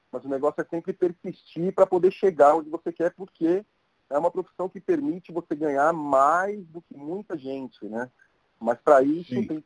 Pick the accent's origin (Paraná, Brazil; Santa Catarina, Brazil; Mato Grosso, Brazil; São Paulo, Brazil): São Paulo, Brazil; Santos; Imbaré, como você comentou, adoro o Imbaré e, e por crescer no bairro, eu vi é, os empreendimentos subirem